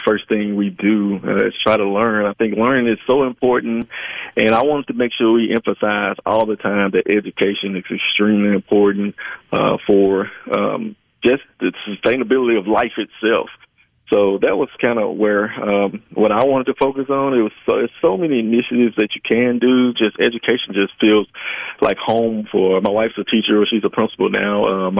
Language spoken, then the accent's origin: English; Glen Allan, Mississippi, United States; about 10 miles from my hometown of Glenallen